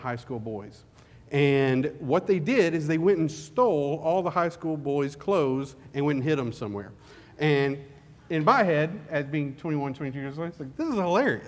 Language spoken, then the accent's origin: English; Kentucky, United States; moved away; growing up in Kentucky